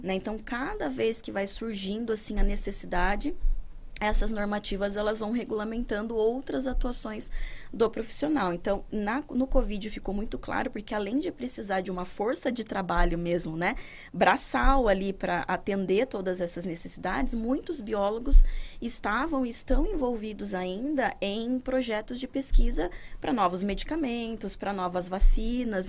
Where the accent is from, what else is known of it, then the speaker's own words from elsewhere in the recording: interior of São Paulo, Brazil; moved away; lá na minha cidade, que eu sou do interior de São Paulo, uhum. não sou daqui